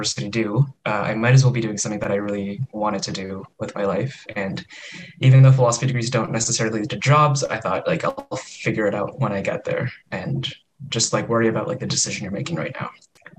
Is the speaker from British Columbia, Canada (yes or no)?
no; Calgary, Alberta, Canada; moved away as an adult; also born or lived in London, Ontario; I was born in Calgary. Both my parents, two kind of Japanese immigrants. Eventually, I took a 4-hour flight over to London, Ontario, where I studied.